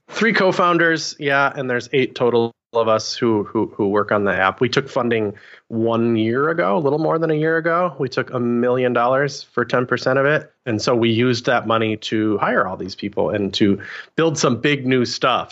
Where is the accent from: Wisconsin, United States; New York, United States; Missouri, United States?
Wisconsin, United States; moved away as an adult; also born or lived in Portland, Oregon; I'd never left I grew up in Wisconsin